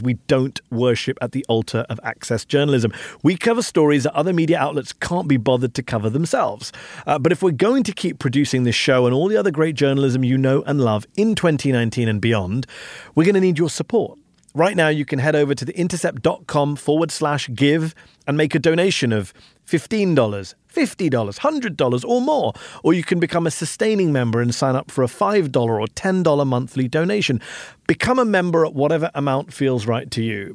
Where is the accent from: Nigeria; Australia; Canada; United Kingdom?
United Kingdom; now in Washington, D.C., United States; as a Brit